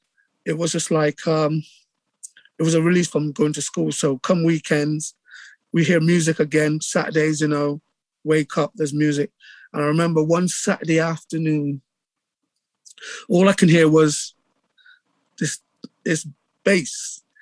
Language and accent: English; England, United Kingdom; accent: English; moved away; Because I still, when I saw him at that time, I still had my English accent.